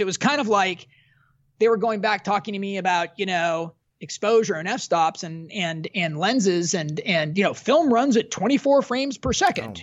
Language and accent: English; Southern California, United States; I was from Southern California